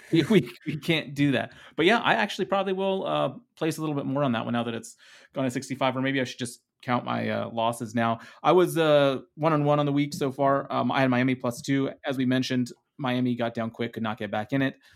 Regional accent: Netherlands; English is a second language; English is my second language. I am from the Netherlands

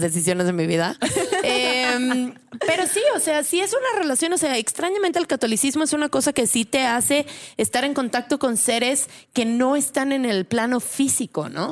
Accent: San Luis Potosí, Mexico; moved away as an adult; also born or lived in Puebla / Mexico City; Yo nací en San Luis Potosí y soy de una familia, pues claramente súper católica

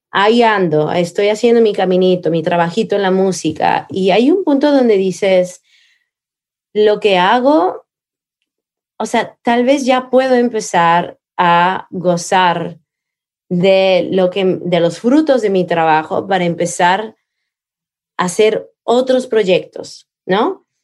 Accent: Coatepec, Veracruz, Mexico; Veracruz, que es mi pueblo, Coatepec, mi pueblo de donde yo crecí

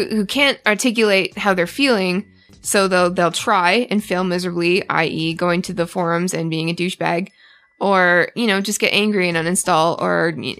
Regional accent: Canada; because I'm Canadian, so I feel like I did a bad thing.

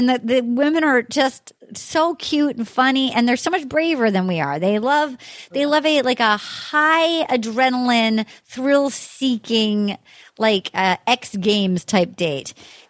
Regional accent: Little Compton, Rhode Island, United States; my hometown, Little Compton, Rhode Island

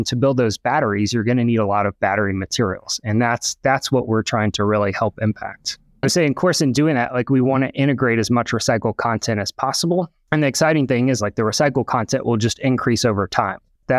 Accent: Southeast, United States; So I grew up in the Southeast, went to the University of Alabama for my undergrad

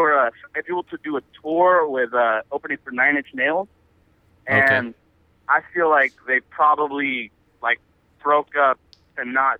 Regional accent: Chicago, Illinois, United States; I'm from Chicago.

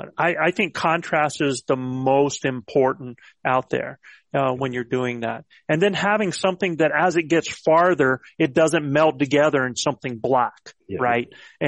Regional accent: Cimarron, New Mexico, United States; I'm from Cimarron, New Mexico, population 900 and something.

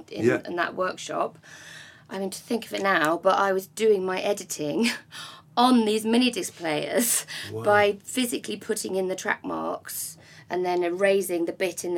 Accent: Essex, East of England, United Kingdom; I'm from Essex

